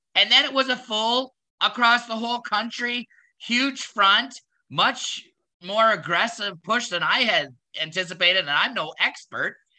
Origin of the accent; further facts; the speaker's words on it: Canada; as a Canadian, I was raised to believe that we were a peacekeeping nation